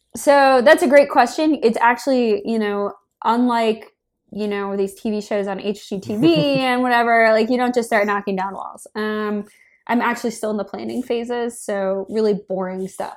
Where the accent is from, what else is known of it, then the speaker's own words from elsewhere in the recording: Minnesota, United States; moved away as an adult; now in San Francisco, United States; I grew up in Minnesota